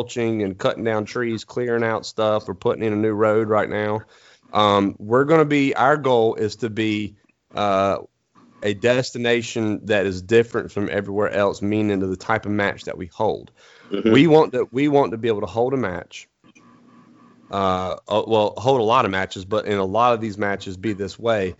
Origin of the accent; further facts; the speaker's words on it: eastern North Carolina, United States; I'm from East North Carolina. Anywhere I need to go, I can pretty much see because it's flat